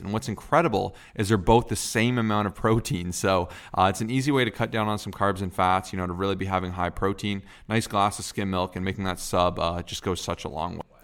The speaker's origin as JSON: {"language": "English", "country": "Canada", "said": "I'm Canadian"}